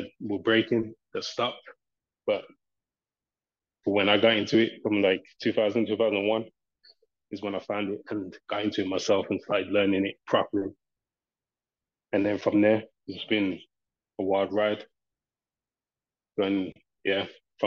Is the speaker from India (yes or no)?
no; Birmingham, West Midlands, United Kingdom; I'm from Birmingham.